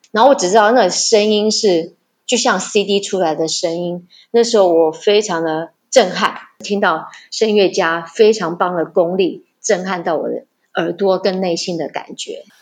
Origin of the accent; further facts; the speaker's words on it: Yunlin County, Taiwan; 我们家是云林人